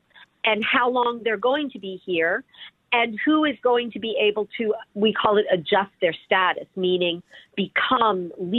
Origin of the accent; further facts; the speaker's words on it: Delaware County, Pennsylvania, United States; also born or lived in Philadelphia; my hometown, my old stomping grounds of Delaware County, right outside of Philadelphia.